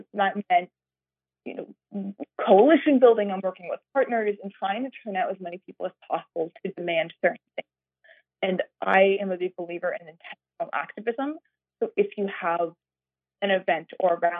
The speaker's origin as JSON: {"language": "English", "town": "Yarmouth", "region": "Maine", "country": "United States", "tie": "born or raised there", "said": "So I grew up in Maine, in Yarmouth, Maine"}